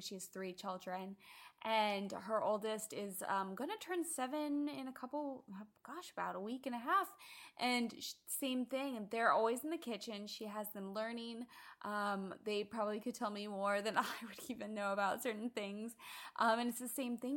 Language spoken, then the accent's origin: English; Midwest, United States; now in Southern California, United States; growing up in the Midwest and of our backyard gardens flourishing